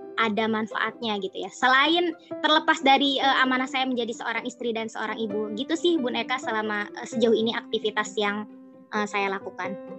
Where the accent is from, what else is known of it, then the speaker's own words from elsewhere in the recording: Banten, Indonesia; moved away as an adult; now in Yogyakarta, Indonesia; saya asli Banten